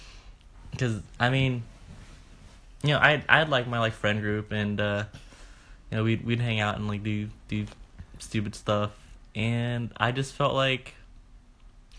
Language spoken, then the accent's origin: English; Orange County, California, United States; also born or lived in Bakersfield, California; I grew up in Orange County, and then moved to Bakersfield, graduated high school